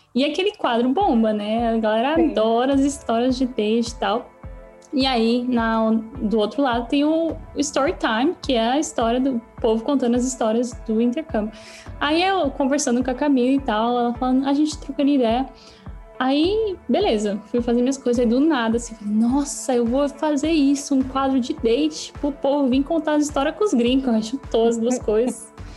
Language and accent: Portuguese; São Paulo, Brazil; first language Portuguese; moved away as an adult; now in Canada; Sou de São Paulo